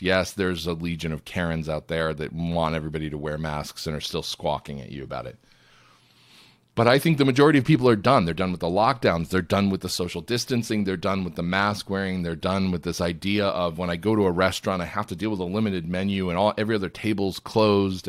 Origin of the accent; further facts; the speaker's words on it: Binghamton, New York, United States; I grew up in Binghamton, New York, which is about forty minutes from Scranton, Pennsylvania